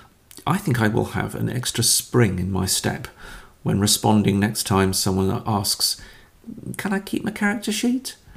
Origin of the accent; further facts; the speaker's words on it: Caithness, Scotland, United Kingdom; I was born up in Caithness, at the top of Scotland, which means really I'm made for mist, mizzle, rain, sleet, single-digit temperatures at best, and longing.